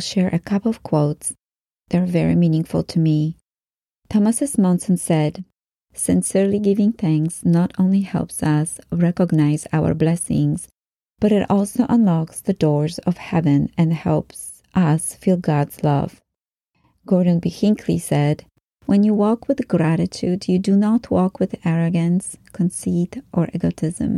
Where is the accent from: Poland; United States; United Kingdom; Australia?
Poland; moved away; Growing up in Poland